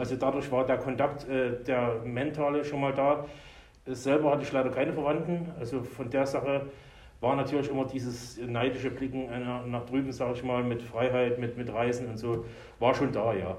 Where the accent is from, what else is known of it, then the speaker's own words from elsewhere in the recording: Meerane, Saxony, Germany; now in Erlangen, Germany; Geboren bin ich 1972 in Sachsen, in einer kleinen Stadt, Merane heißt die, in der Nähe von Zwickau